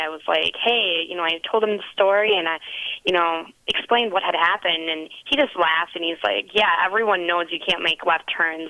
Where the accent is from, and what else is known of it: Wisconsin, United States